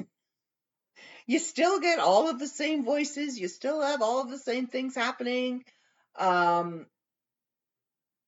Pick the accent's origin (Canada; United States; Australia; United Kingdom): Canada